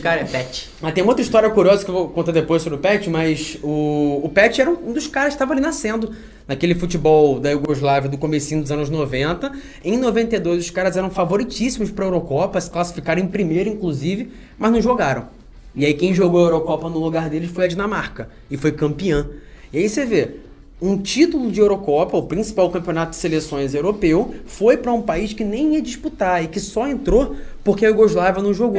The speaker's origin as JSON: {"language": "Portuguese", "country": "Brazil", "said": "como brasileiro"}